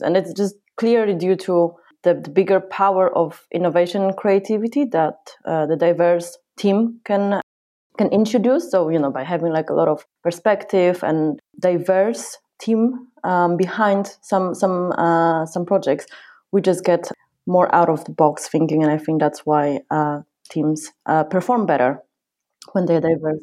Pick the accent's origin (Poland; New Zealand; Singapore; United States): Poland; now in United Kingdom; I come from Poland